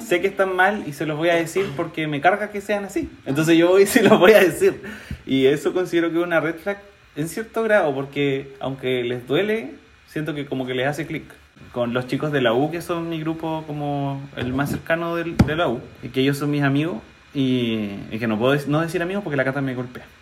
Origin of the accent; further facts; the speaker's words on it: Chile; como sociedad chilena